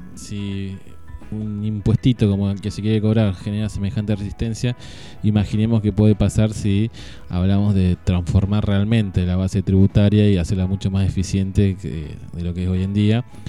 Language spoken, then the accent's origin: Spanish; Argentina; como los argentinos estamos siempre un paso más allá de todo